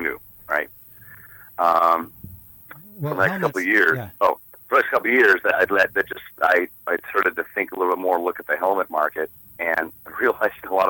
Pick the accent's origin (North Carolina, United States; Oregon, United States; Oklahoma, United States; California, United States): Oregon, United States; Corvallis; I grew up in Corvallis